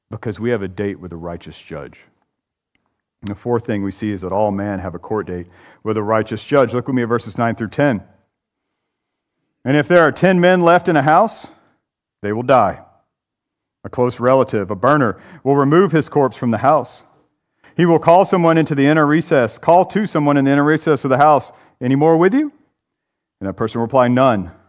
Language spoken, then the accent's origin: English; Georgia, United States; But I'm from Haralson County, Georgia.